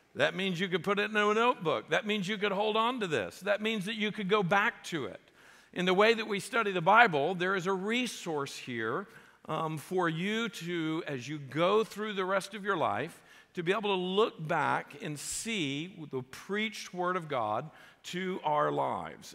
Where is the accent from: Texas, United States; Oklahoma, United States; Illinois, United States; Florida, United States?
Florida, United States; South; I grew up in South Florida